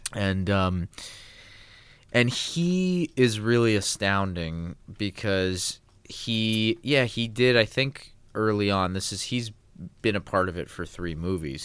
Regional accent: Los Angeles, California, United States; I grew up in Los Angeles

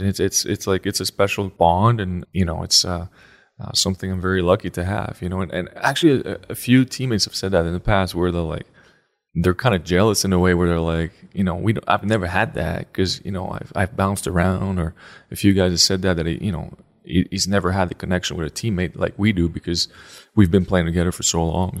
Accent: Canada; moved away; I grew up, obviously, as a Canadian boy.

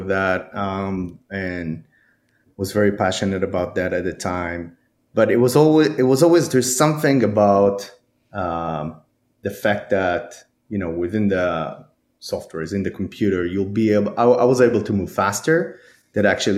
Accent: Israel; moved away; I'm actually from Israel, so I went to school over there.

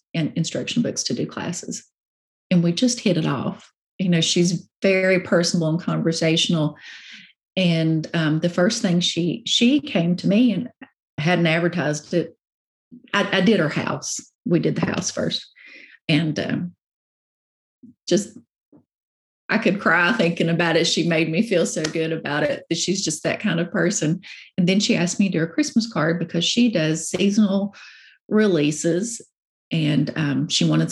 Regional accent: Virginia, United States; I'm from Virginia

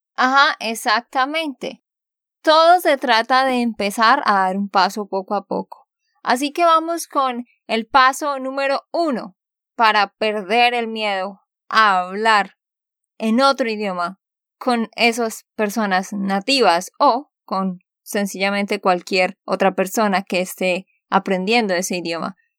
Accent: Santander, Colombia; de Santander, Colombia.

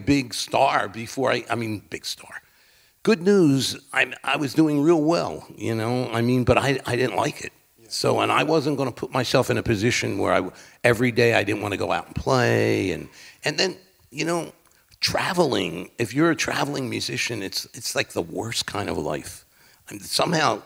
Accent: Philadelphia, Pennsylvania, United States; a lot of the black artists that I grew up with in Philadelphia

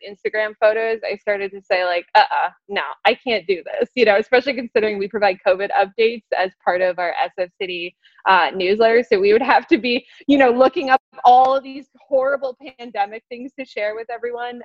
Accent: Canada; now in San Francisco, United States; I am Canadian

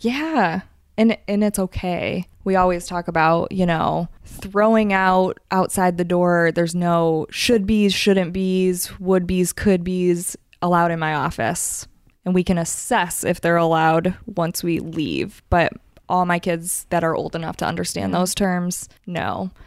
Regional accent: Michigan, United States; moved away; I'm originally from Michigan

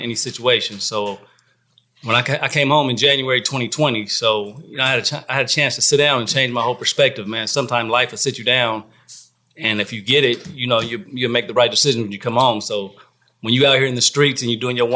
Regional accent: San Diego, California, United States; moved away as an adult; now in Atlanta, United States; born and raised in California, San Diego

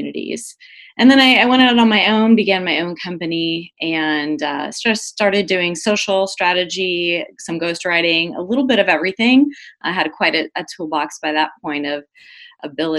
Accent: Southwest, United States; I grew up in the Southwest, and I began my career as a journalist, and I spent 8.5 years as a journalist and publisher here

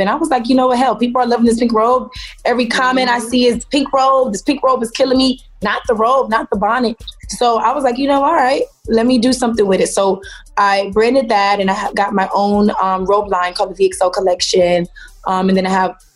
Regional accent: Miami, Florida, United States; I'm from Miami

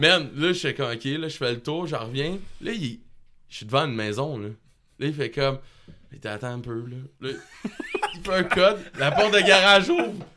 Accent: Quebec, Canada

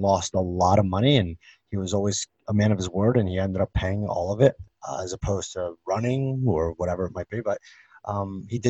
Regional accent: Philadelphia, Pennsylvania, United States; moved away; I grew up back home in Philadelphia

